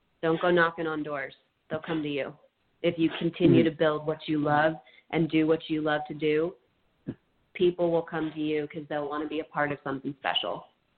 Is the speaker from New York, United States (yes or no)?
no; Virginia, United States; even though I'm from Virginia, it originated with members in California